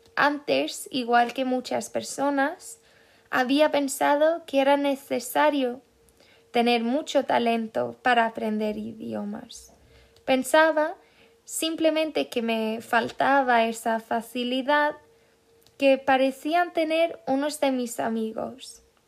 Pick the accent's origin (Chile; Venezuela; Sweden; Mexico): Sweden; Spanish is a second language; soy una sueca